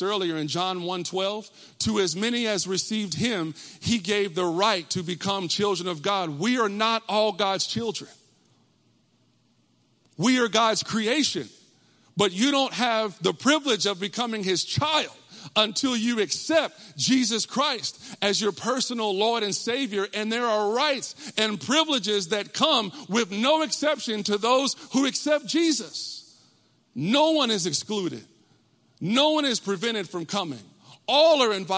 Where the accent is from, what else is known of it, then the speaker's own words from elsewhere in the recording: Texas, United States; I grew up in Texas